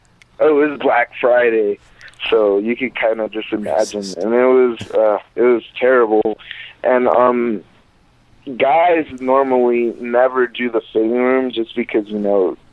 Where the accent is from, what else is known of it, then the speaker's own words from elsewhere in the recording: Honduras; born there; My dad is Jamaican and my mom is Honduran. I was born in Honduras.